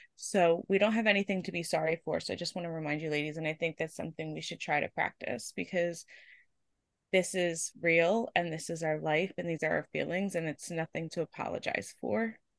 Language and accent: English; Pennsylvania, United States; I am from Pennsylvania in the United States.